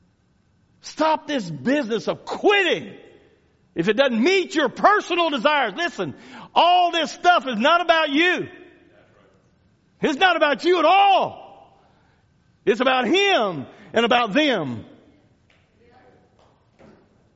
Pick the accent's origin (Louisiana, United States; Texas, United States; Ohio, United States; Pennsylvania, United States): Louisiana, United States; moved away; I grew up in Louisiana